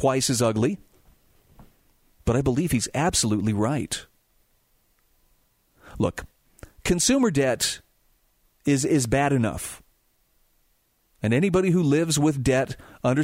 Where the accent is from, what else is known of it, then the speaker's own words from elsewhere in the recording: Utah, United States; my home state of Utah